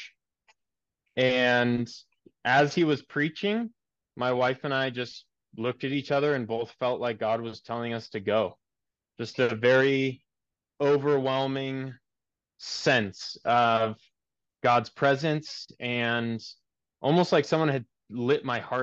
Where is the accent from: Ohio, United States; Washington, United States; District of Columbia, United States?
Washington, United States; Seattle; moved away as an adult; also born or lived in Germany; my church I grew up in Seattle